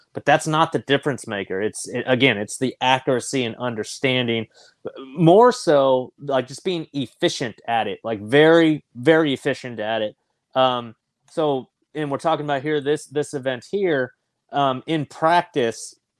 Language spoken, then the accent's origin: English; California, United States; Growing up in California